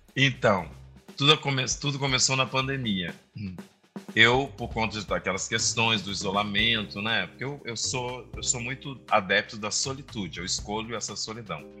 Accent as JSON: {"language": "Portuguese", "town": "Santa Maria", "region": "Rio Grande do Sul", "country": "Brazil", "said": "Eu sou do Rio Grande do Sul, de Santa Maria."}